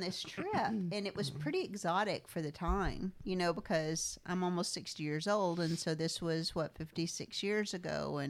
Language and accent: English; Texas, United States; because we're from Texas